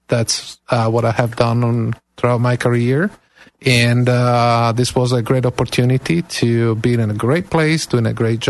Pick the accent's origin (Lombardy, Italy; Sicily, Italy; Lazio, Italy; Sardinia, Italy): Sardinia, Italy; Cagliari; born or raised there; also born or lived in Atlanta, Georgia / Kansas; now in Clearwater, United States